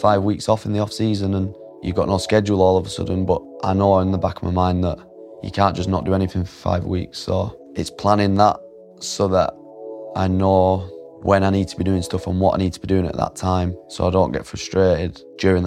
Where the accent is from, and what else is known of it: Oldham, North West England, United Kingdom; born or raised there